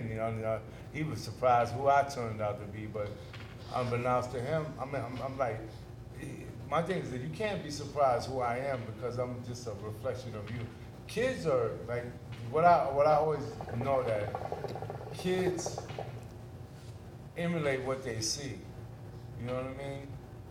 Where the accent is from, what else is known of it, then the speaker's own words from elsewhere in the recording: New York City, New York, United States; moved away as an adult; also born or lived in Bed-Stuy, Brooklyn / Red Hook, Brooklyn; now in Atlanta, United States; I came to Red Hook in 1978. I was like 10 years old. You know, we moved from Bed-Stuy, Brooklyn